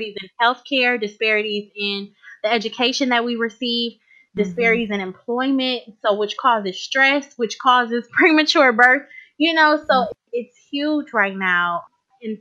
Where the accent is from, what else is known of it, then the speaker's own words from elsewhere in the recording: Cleveland, Ohio, United States; I live in a suburb of Cleveland as of right now, but I was born and raised in Cleveland, Ohio.